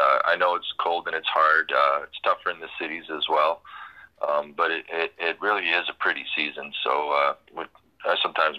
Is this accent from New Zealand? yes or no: no; Winnipeg, Manitoba, Canada; moved away as an adult; also born or lived in northwestern Ontario; now in Vancouver, Canada; I'm actually born and raised in Winnipeg. I've been in Vancouver for just over two years.